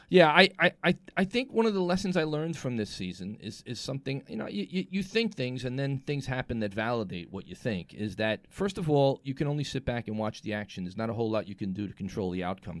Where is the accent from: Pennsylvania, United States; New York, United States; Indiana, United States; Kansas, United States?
New York, United States; New York City; Tribeca, my hometown